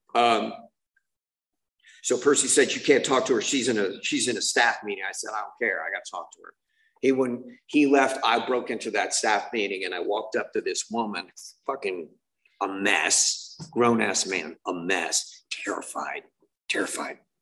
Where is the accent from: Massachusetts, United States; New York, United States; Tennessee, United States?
Massachusetts, United States; Boston; I'm from Boston